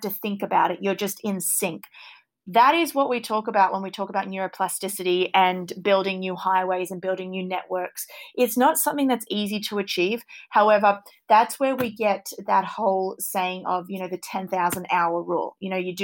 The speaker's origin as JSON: {"language": "English", "country": "Australia", "tie": "born or raised there", "said": "born and raised in Australia"}